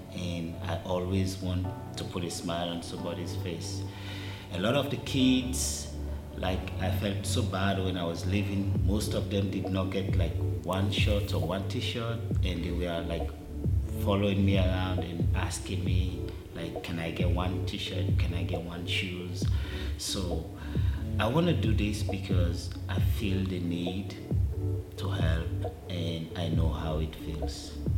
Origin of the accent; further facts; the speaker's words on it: Sierra Leone; moved away; I'm from Africa. I was born and raised, and I was raised in the lowest community